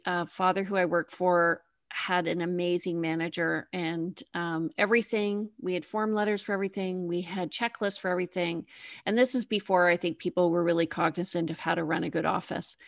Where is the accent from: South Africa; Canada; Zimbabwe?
Canada; Toronto, Ontario; moved away as an adult; now in Victoria, Canada; So I'm actually in Victoria. I'm on the West Coast, but I grew up in Toronto